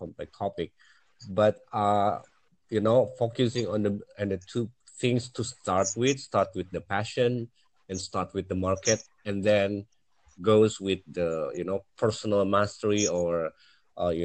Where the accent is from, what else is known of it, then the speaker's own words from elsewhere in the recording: Indonesia; I'm in Asia, in Southeast Asia. I'm from Indonesia